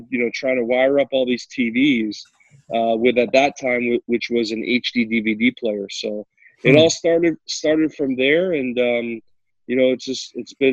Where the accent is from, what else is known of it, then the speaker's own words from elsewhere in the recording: New Jersey, United States; I grew up in New Jersey